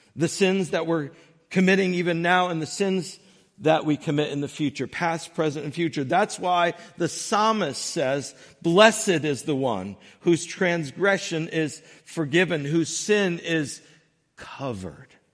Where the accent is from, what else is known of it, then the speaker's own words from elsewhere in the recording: Northern Connecticut, United States; I grew up in Northern Connecticut